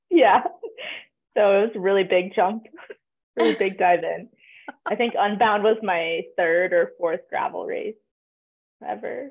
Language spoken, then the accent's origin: English; Durango, Colorado, United States; I'm from Durango, Colorado, born and raised, and there's a lot of cyclists here